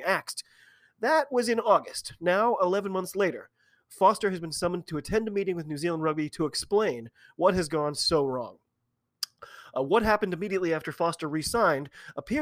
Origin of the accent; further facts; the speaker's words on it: United States; I am an American